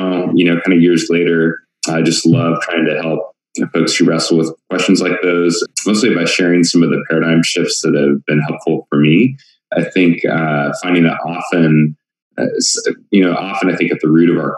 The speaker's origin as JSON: {"language": "English", "region": "Oregon", "country": "United States", "tie": "born or raised there", "also_born_or_lived": "Portland, Oregon", "moved": "as an adult", "lives_now": "Tempe, United States", "said": "born and raised in the Northwest up in Oregon."}